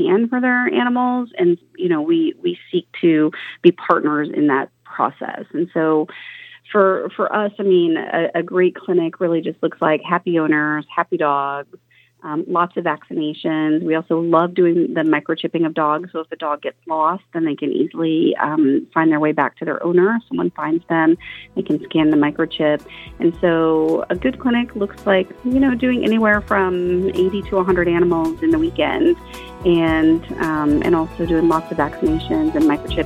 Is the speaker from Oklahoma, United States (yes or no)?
yes; Oklahoma, United States; now in Oregon, United States; I was raised in Oklahoma